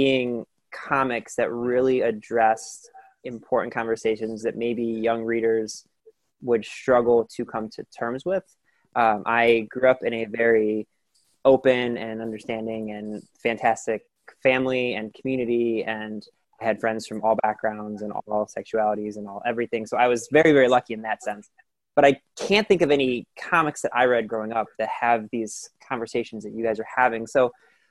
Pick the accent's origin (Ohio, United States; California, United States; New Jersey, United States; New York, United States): Ohio, United States; Cleveland; I'm from Cleveland